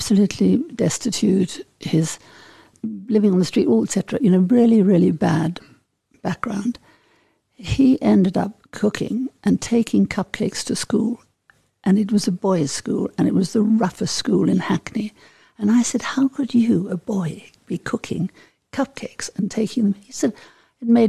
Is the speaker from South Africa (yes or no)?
yes; Johannesburg, Gauteng, South Africa; moved away as an adult; also born or lived in Paris; growing up in South Africa, I mean, I came from a sort of very Johannesburg, northern suburb, middle class, white family